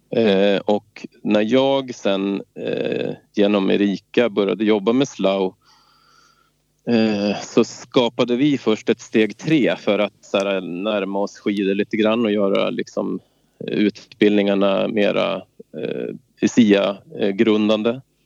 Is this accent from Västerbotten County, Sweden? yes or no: no; Svenstavik, Jämtland, Sweden; also born or lived in Stockholm; Jag är från Stockholm ursprungligen och kom upp hit när jag var sex år till Svenstavik, en liten ort söder om Östersund, sex mil söder